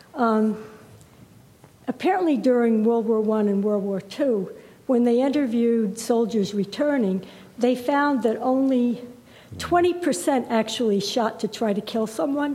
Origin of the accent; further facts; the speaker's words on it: New York, United States; as a New Yorker